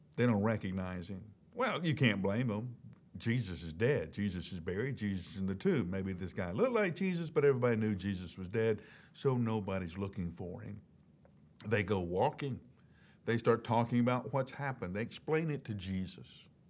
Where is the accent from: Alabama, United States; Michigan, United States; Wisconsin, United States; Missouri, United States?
Alabama, United States; Huntsville; also born or lived in Birmingham, Alabama; I grew up in Huntsville, Alabama